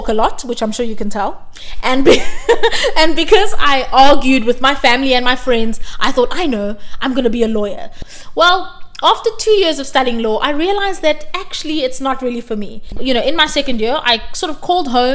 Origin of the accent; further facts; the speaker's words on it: South Africa; I come from South Africa